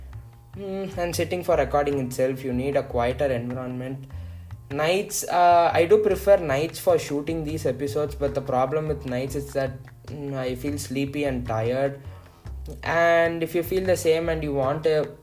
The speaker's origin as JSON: {"language": "English", "region": "Tamil Nadu", "country": "India", "first_language": "Tamil", "second_language": "English", "said": "I am basically from Tamil Nadu and I am most comfortable in Tamil"}